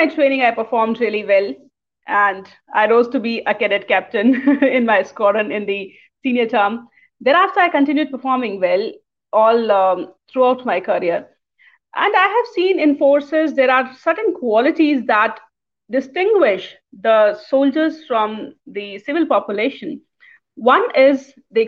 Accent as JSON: {"language": "English", "town": "Lucknow", "region": "Uttar Pradesh", "country": "India", "said": "I am from the Northern India. That's Lucknow"}